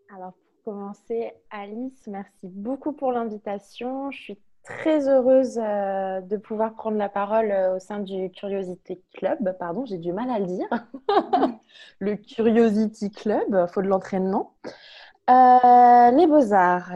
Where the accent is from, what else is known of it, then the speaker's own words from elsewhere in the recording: Lyon, Auvergne-Rhône-Alpes, France; moved away as an adult; also born or lived in Toulouse; Je viens de Lyon, je suis née à Lyon.